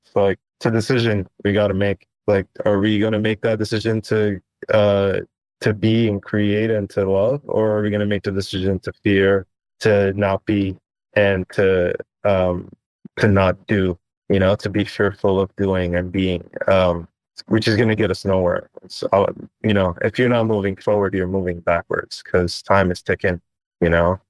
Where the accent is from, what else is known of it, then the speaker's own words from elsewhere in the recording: Istanbul, Turkey; moved away; I was born in Istanbul, Turkey